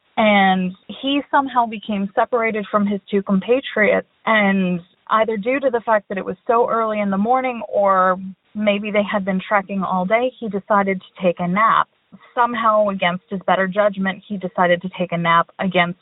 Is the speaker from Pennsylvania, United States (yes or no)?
yes; Pennsylvania, United States; I'm from Pennsylvania